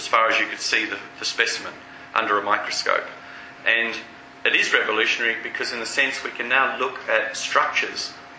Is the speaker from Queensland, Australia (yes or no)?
no; Melbourne, Victoria, Australia; moved away; I grew up in Melbourne and I used to collect fossil sharks deep down at Beaumaris